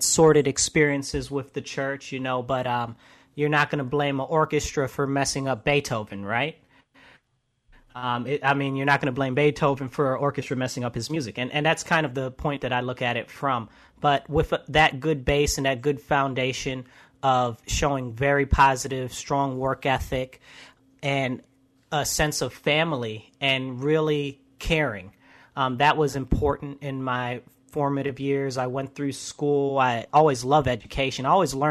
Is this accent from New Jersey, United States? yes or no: no; Rochester, New York, United States; also born or lived in Brooklyn, New York; Originally, I was born in Brooklyn, but I've been in Rochester since I was about 5